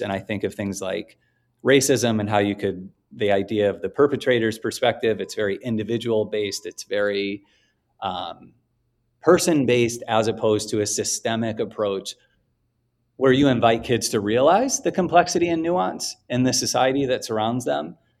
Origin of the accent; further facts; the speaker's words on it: Oak Park, Illinois, United States; also born or lived in Chicago, United States; the west edge of Chicago was about a block and a half from where I grew up in Oak Park